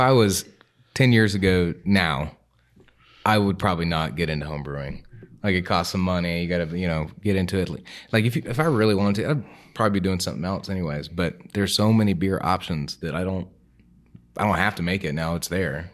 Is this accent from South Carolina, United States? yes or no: yes; Greenville, South Carolina, United States; also born or lived in Columbia; I was born and raised in Greenville, so I've been here pretty much my whole life